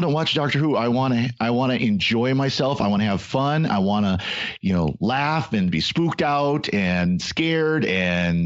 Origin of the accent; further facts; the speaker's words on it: United States; as an American